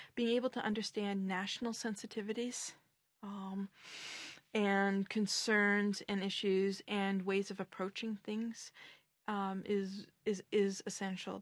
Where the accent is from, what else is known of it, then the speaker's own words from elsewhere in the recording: Canada; now in Brussels, Belgium; as a Canadian with my particular viewpoint